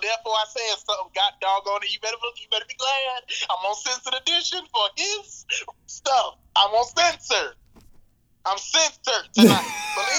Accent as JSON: {"language": "English", "town": "Long Beach", "region": "California", "country": "United States", "said": "But, yeah, I'm from Long Beach, California."}